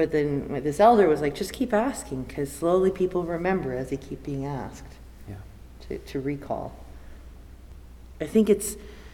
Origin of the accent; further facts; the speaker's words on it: Regina, Saskatchewan, Canada; also born or lived in Philippines; my growing up in Treaty 4, Regina, immigrant kid from the Philippines